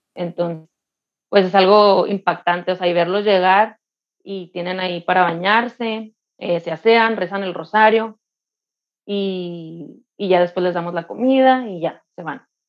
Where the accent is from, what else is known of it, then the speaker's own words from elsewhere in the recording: Mexicali, Baja California, Mexico; soy de Mexicali